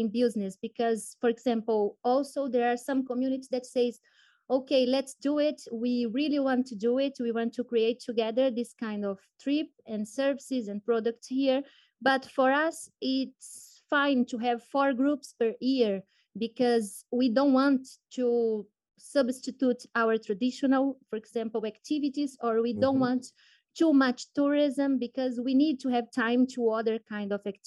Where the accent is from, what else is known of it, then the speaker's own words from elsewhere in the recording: Belém, Pará, Brazil; also born or lived in Padua, Italy; I was born and raised in Belém, that is the capital of Pará State in the Brazilian Amazon region